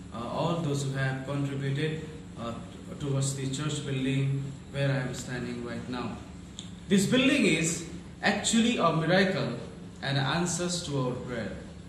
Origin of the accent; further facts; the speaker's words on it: Nepalganj, Lumbini Province, Nepal; from Nepalganj, Nepal.